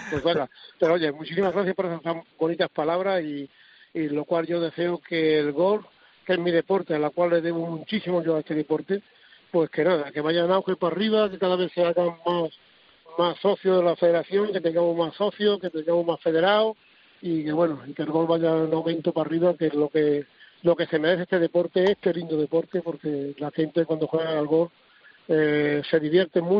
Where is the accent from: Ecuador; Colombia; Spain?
Spain; somos todos los españoles, somos amigos.